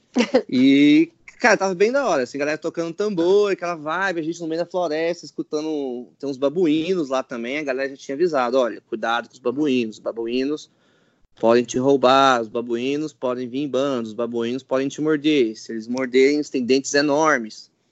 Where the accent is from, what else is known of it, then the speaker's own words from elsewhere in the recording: Brazil; eu sou brasileiro